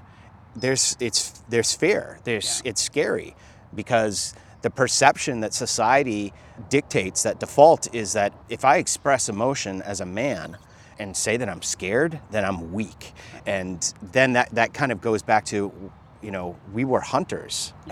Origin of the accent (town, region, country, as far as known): United States; born or raised there; also born or lived in Jamaica